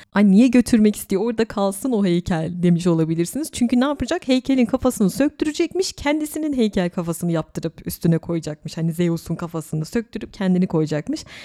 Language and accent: Turkish; İzmir, Turkey; benim memleketim İzmir